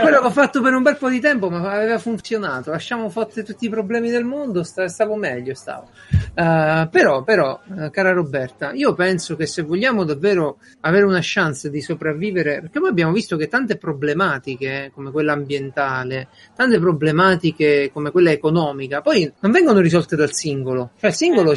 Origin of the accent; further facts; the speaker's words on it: Italy; il mio paese